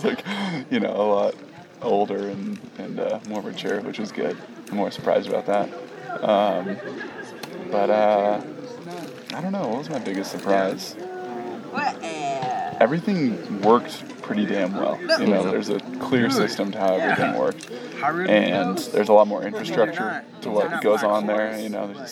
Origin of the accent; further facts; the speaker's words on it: San Diego, California, United States; moved away as an adult; also born or lived in Denver; I moved home from San Diego originally. Moved back to San Diego